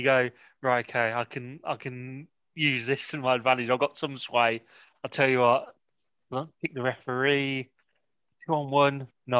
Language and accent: English; Canada; I'm just Canadian and that's enough.